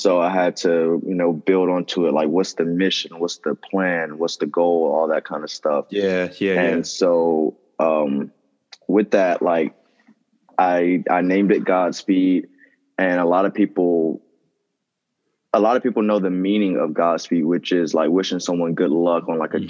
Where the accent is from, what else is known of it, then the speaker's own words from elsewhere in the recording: Rocky Mount, North Carolina, United States; I'm from North Carolina